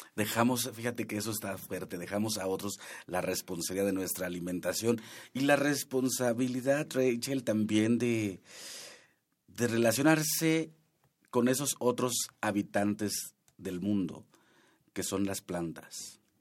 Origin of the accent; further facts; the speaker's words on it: Huasteca Veracruzana, Mexico; Yo soy de la Huasteca Veracruzana